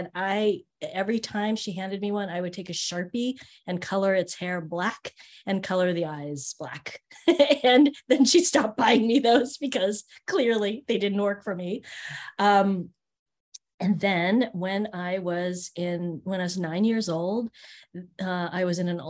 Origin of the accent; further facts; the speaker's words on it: Marin, Northern California, United States; also born or lived in Berkeley; I grew up in a really white area in Northern California called Marin